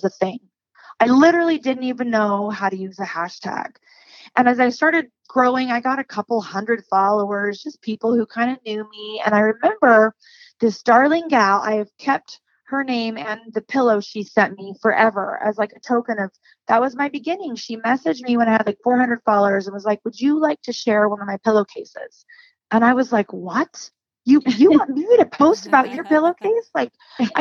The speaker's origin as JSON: {"language": "English", "region": "California", "country": "United States", "tie": "born or raised there", "also_born_or_lived": "Idaho", "moved": "yes", "lives_now": "Utah, United States", "said": "I grew up in California"}